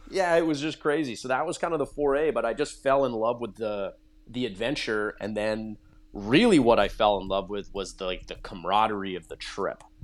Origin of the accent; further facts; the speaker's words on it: Nanaimo, British Columbia, Canada; I grew up on Vancouver Island in British Columbia